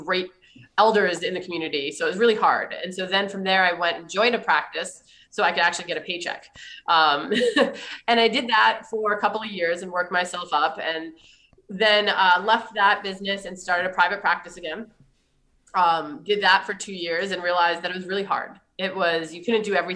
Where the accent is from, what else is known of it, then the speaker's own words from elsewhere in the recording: East Coast, United States; moved away; also born or lived in Maine; I'm from the East Coast originally